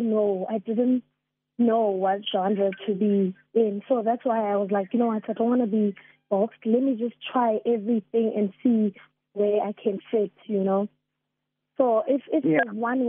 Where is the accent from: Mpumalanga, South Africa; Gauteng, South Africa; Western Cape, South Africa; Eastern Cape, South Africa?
Mpumalanga, South Africa; I'm from Mpumalanga